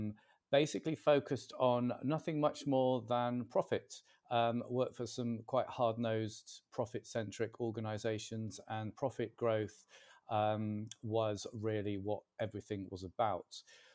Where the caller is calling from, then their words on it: Warrington, North West England, United Kingdom; I'm talking from Warrington in Cheshire today.